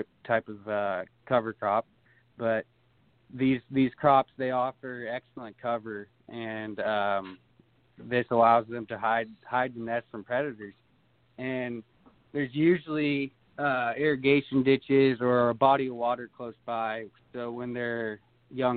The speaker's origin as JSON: {"language": "English", "town": "Durham", "region": "California", "country": "United States", "tie": "born or raised there", "said": "I'm from Durham."}